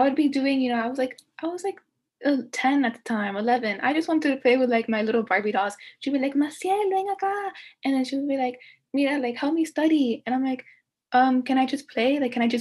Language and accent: English; Miami, Florida, United States; I was born and raised in Miami